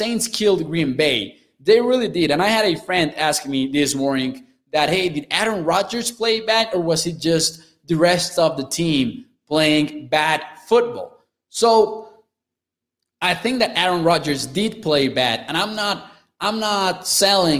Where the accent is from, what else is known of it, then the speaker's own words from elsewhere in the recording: Chihuahua, Mexico; English is a second language; I'm from the northern area in Mexico. I'm from Chihuahua, Chihuahua, which is about a four-hour drive away from El Paso, Texas